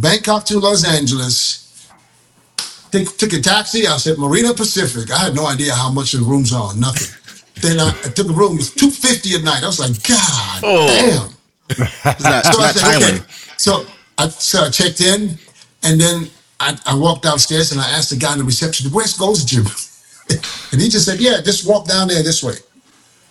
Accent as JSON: {"language": "English", "country": "Germany", "tie": "born or raised there", "moved": "yes", "lives_now": "Thailand", "said": "I was born and raised in Germany. I live in Thailand"}